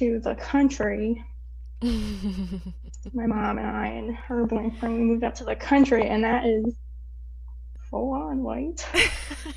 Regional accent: Erie, Pennsylvania, United States; moved away as an adult; I'm from Erie, Pennsylvania, which is Northwest PA. It's a small city in Pennsylvania, north of Pittsburgh, and I grew up with my parents

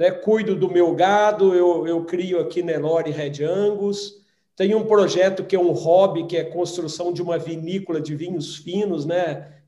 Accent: Minas Gerais, Brazil; born there; Estou realmente numa cidade aqui onde eu nasci, aqui no sul de Minas, onde eu tenho uma propriedade

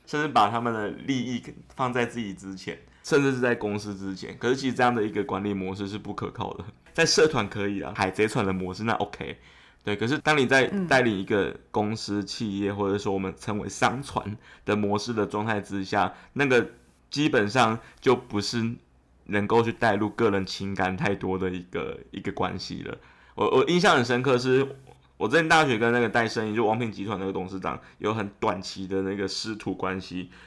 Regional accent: Yilan County, Taiwan; 我是宜兰人

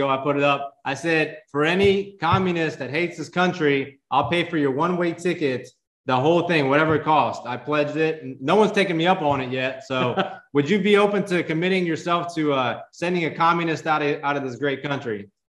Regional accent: Uzbekistan; born there; also born or lived in Russia; I was born in Uzbekistan and lived in Russia, so we got to see firsthand how that shithole is.

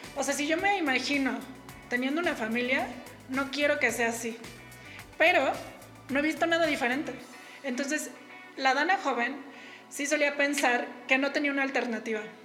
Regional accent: Mexico City, Mexico; yo soy de la Ciudad de México y la mayor parte de mi vida antes de independizarme viví con mi papá y mi mamá.

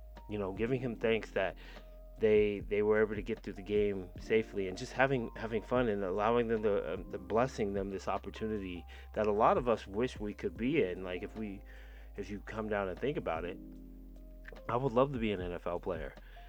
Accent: Denver, Colorado, United States; also born or lived in California; I grew up in Denver. I'm from California, but I grew up in Denver. Military brat.

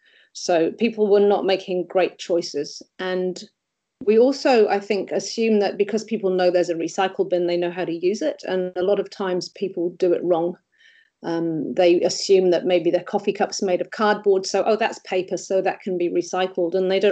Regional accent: England, United Kingdom; even the chips are, as in the crisps, I call them because being English

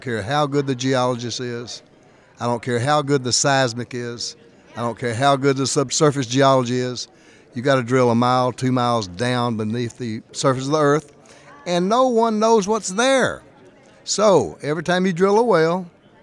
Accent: Louisiana, United States; I was raised in Louisiana.

